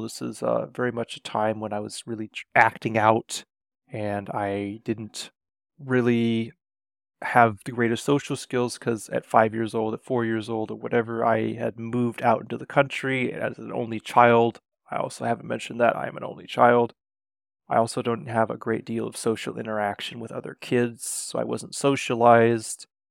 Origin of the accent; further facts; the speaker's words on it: Renton, Washington, United States; I was born in Renton, Washington, to two loving parents